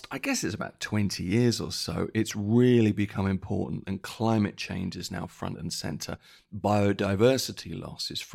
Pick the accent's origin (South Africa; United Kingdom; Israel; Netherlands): United Kingdom; when I was a child, I grew up in Britain